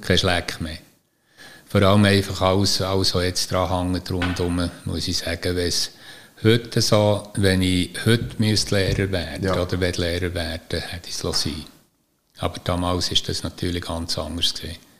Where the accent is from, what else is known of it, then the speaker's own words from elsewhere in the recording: Niederbipp, Bern, Switzerland; moved away as an adult; also born or lived in Fraubrunnen; weil ich in Niederbipp aufgewachsen bin, am Hogeran, über dem Spital